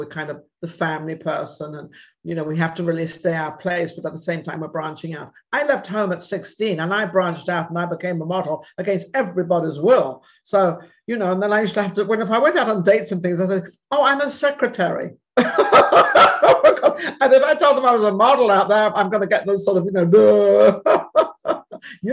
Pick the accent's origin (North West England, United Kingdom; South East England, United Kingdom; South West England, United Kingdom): South West England, United Kingdom; Torquay; moved away; I'm from England as well. I'm from Torquay.